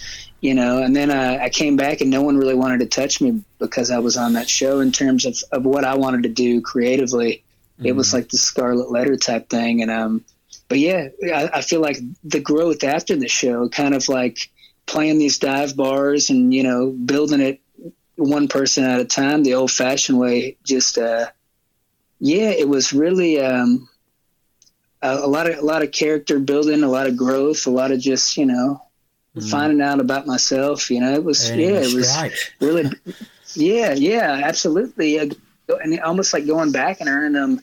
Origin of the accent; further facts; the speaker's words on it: Alabama, United States; moved away as an adult; also born or lived in Los Angeles; now in Nashville, United States; I'm from Alabama